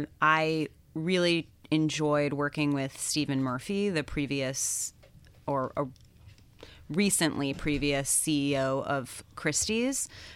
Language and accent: English; London, United Kingdom; I think it's the fact that I grew up in London from the time I was 12 until I went to college.